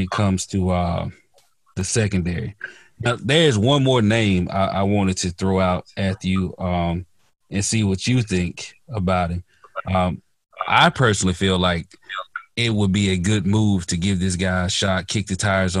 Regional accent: the South, United States; I'm from the South

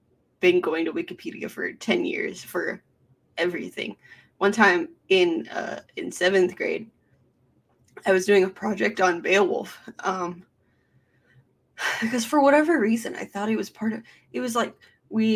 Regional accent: United States; I'm an American mutt

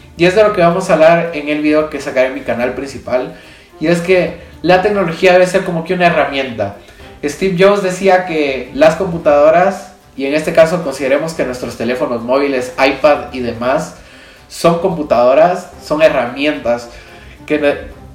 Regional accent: Guatemala; yo soy de Guatemala, tenemos quetzales

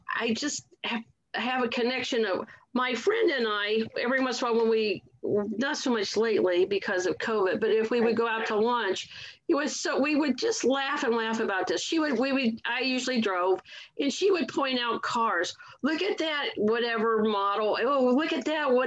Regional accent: Akron, Ohio, United States; I grew up in Akron, Ohio

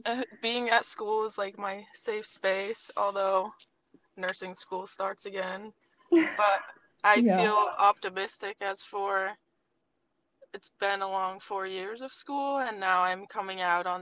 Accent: Vermont, United States; moved away as an adult; now in Connecticut, United States; I grew up in Vermont, where Sophia and I knew each other.

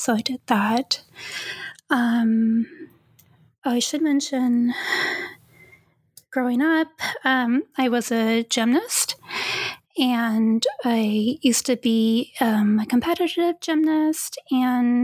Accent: Vacaville, California, United States; moved away as an adult; also born or lived in Petaluma, California / Long Beach, California; I grew up for most of my childhood in Vacaville

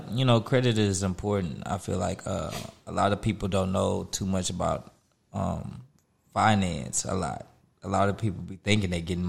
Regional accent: Houston, Texas, United States; It's your boy … I'm from Houston, Texas.

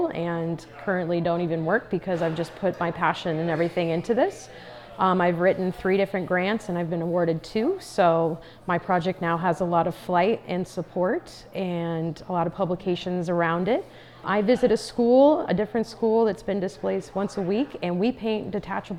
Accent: Paradise, California, United States; I am an artist from Paradise, California

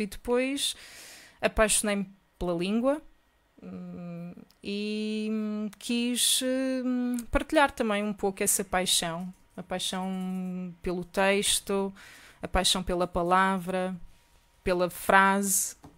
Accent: Portugal; sou portuguesa.

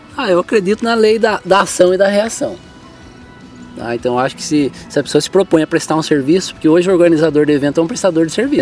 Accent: Salesópolis, São Paulo, Brazil; eu sou o brasileiro paulista que nasceu em Salesópolis

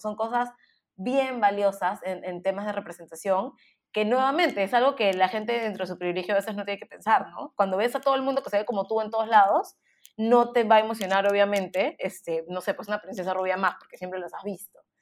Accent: Peru; now in United States; como peruanos

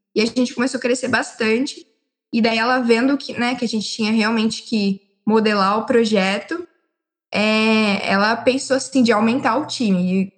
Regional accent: Limeira, São Paulo, Brazil; Eu sou da cidade de Limeira e eu moro em Limeira

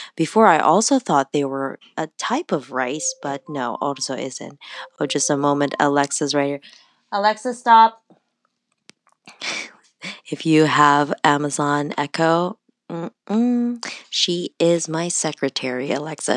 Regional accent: Canada; also born or lived in Toronto; I'm Canadian.

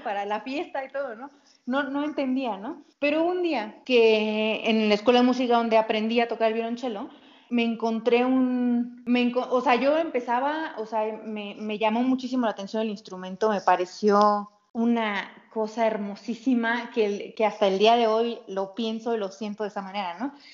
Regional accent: Tampico, Tamaulipas, Mexico; moved away; also born or lived in Italy / San Cristóbal de las Casas; Yo crecí, yo nací en Tamaulipas, en, en Tampico

